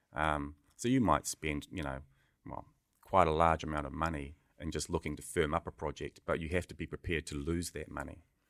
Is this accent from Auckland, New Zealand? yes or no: yes; Auckland, New Zealand; also born or lived in Ngaiatonga, Northland, New Zealand / United Kingdom; a multi-boy growing up in Beechhaven